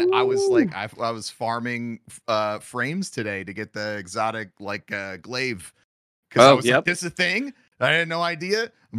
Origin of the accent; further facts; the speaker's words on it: St. Louis, Missouri, United States; How did you figure out I'm from St. Louis?